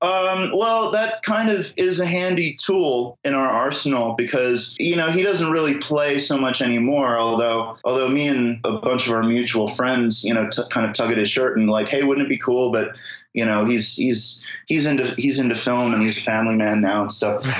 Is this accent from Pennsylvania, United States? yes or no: yes; Philadelphia, Pennsylvania, United States; now in Brooklyn, United States; I live in Brooklyn, but I'm from Philadelphia originally